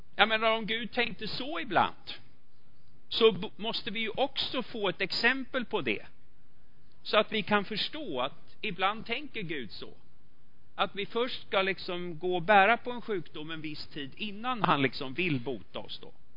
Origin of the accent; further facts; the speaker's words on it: Sweden; vi är svenskar